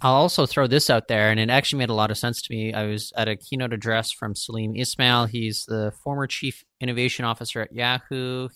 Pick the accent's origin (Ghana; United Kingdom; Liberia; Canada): Canada; Surrey, British Columbia; when I was growing up in Surrey